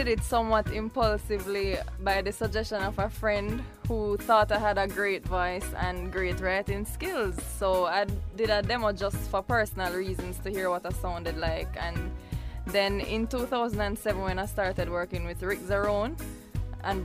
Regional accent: Jamaica; moved away as an adult; now in Washington, D.C., United States; I'm a Jamaican by birth.

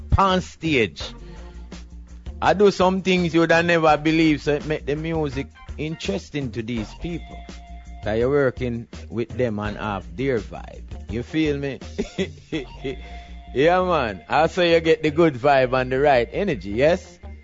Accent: Jamaica; moved away as an adult; also born or lived in New York City / Hawaii / California; I'm Jamaican

